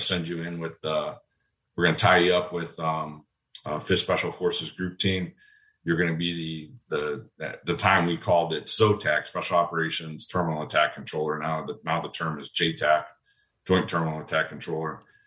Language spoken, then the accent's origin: English; Waukesha, Wisconsin, United States; moved away as an adult; Waukesha, Wisconsin. That was my hometown.